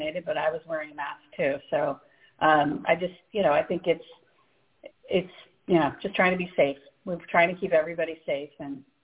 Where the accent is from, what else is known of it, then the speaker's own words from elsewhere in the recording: Saratoga Springs, New York, United States; also born or lived in Connecticut / Rochester, New York; now in Albany, United States; I was born in Albany. I wasn't raised here. I grew up in Saratoga and then Connecticut